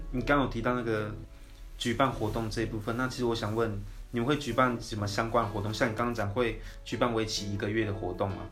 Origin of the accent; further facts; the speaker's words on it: Hualien County, Taiwan; moved away as an adult; now in Taipei, Taiwan; 因为我是花莲出生的，然后国小、国中、高中都是从， 都是读花莲学校